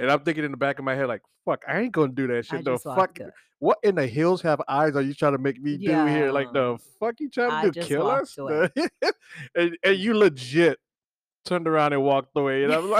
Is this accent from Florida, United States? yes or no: yes; Florida, United States; Like I said, I'm from Florida's right. Flat